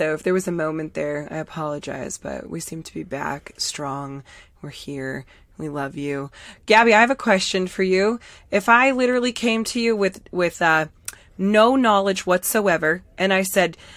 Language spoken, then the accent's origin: English; Massachusetts, United States; we're both from Massachusetts, so we're hardcore massholes